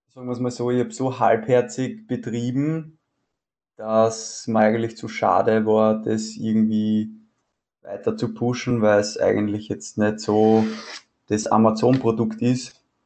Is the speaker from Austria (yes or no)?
yes; Weinviertel, near Wolkersdorf, Lower Austria, Austria; Ich komme aus dem Weinviertel, also nördlich von Wien, in der Nähe von Wolkersdorf